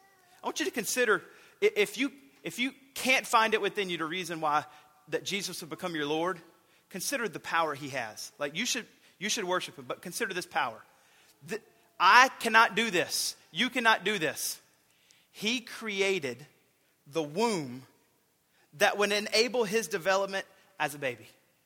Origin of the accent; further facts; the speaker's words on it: the South, United States; I've grown up in the South